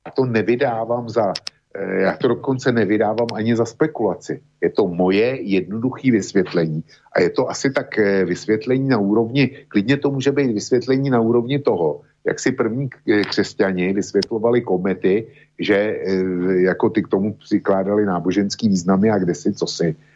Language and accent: Czech; Plzeň Region, Czechia; My tady na Plzeňsku